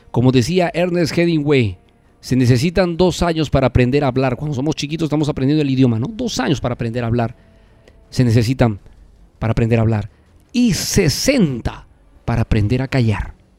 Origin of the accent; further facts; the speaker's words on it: Cusco, Peru; now in Lima, Peru; la hermosa tierra del Cusco, la tierra que me vio nacer, mi hermosa ciudad